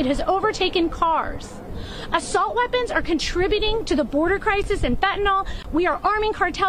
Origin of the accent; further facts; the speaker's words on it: Highland Park, Illinois, United States; I'm from Highland Park, Illinois.